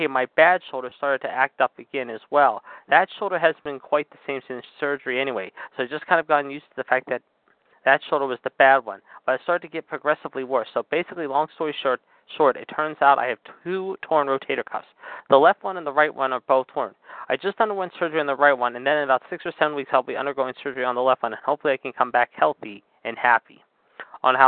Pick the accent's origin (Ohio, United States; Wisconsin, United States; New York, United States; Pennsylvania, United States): Pennsylvania, United States; Pittsburgh; my hometown of Pittsburgh